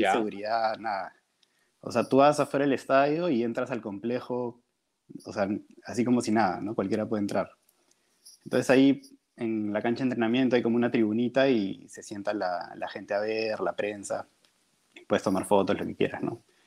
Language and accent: Spanish; Peru; yo soy de Perú